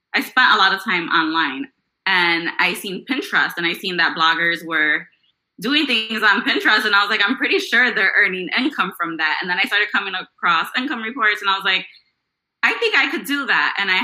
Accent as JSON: {"language": "English", "town": "Chicago", "region": "Illinois", "country": "United States", "tie": "born or raised there", "said": "I grew up in Chicago in the Logan Square neighborhood"}